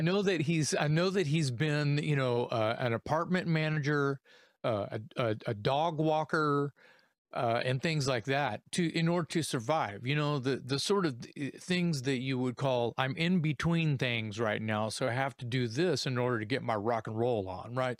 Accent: Corpus Christi, Texas, United States; I'm from South Texas. I'm from Corpus Christi

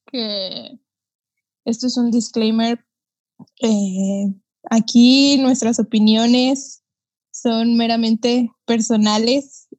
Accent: Yucatán, Mexico; El acento verdadero soy yo, de Yucatán.

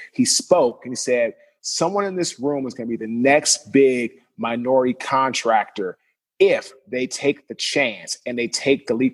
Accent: Washington, District of Columbia, United States; moved away as an adult; also born or lived in Jacksonville; I'm from Washington, D.C. originally

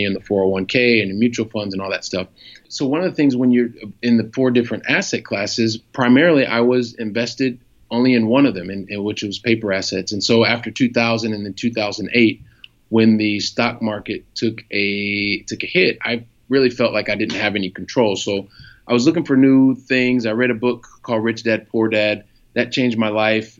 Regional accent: Columbus, Ohio, United States; also born or lived in Paris, France / Montpellier, France / Italy; now in Barcelona, Spain; a guy from Columbus, Ohio ends up making it here to Barcelona, Spain

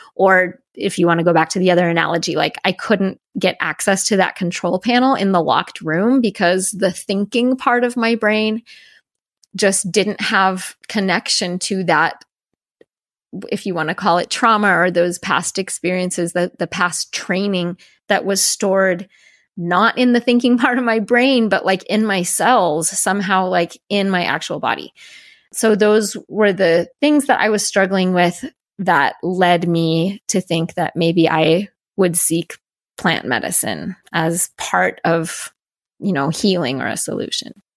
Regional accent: Denver, Colorado, United States; also born or lived in Salt Lake City, Utah / Seattle, Washington; when I was eight, we moved to a suburb of Denver, Colorado, and that's where I grew up

